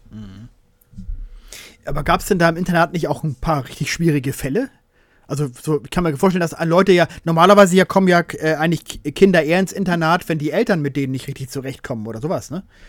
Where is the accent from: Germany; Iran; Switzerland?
Germany; Hamburg; Wir als Hamburger